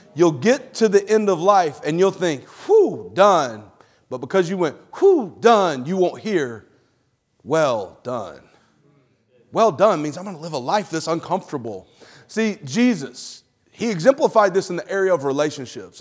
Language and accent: English; Alabama, United States; moved away; I'm from Alabama originally.